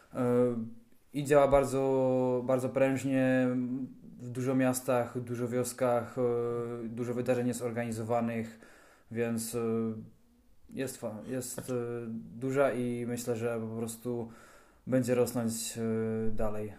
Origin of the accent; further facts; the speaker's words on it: Karviná, Moravian-Silesian Region, Czechia; u nas w Karwinie